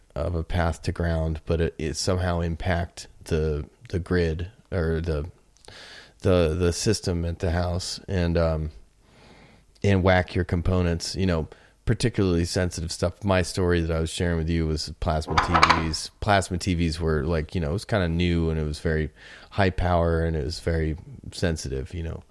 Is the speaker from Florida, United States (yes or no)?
yes; Florida, United States; now in Colorado, United States; I grew up in Florida